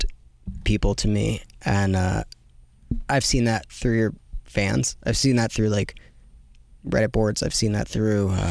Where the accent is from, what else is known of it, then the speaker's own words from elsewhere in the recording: United States; I'm from America